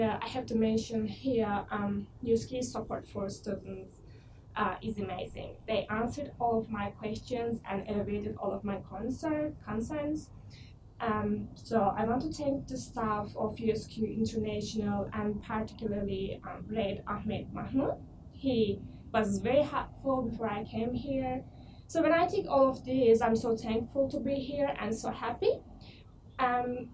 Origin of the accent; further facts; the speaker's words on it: Ankara, Turkey; moved away as an adult; now in Australia; I'm from Turkey, Ankara, which is the capital city of Turkey.